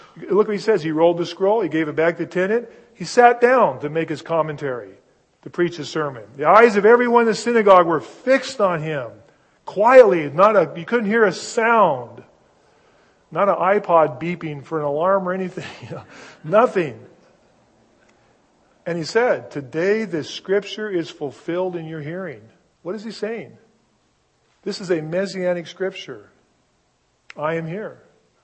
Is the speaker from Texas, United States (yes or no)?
no; Seattle, Washington, United States; My hometown is Seattle. This is my home